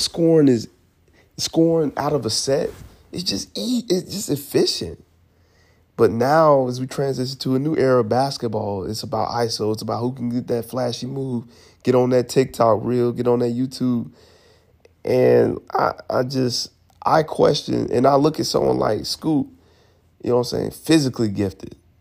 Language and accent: English; Atlanta, Georgia, United States; I'm from Atlanta, Georgia